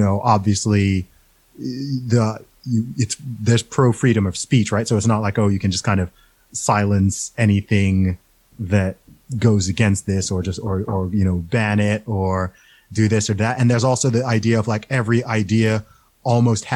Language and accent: English; Saudi Arabia; now in United Kingdom; I grew up in Saudi Arabia